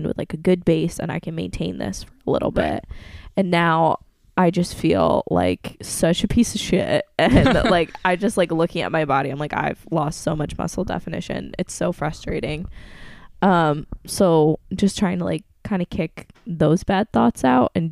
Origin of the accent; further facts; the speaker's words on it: Norwich, New York, United States; Norwich, New York, my hometown